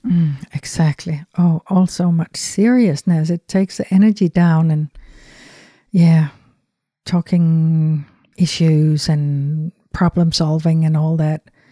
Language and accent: English; Denmark; English is a second language; moved away as an adult; growing up in Europe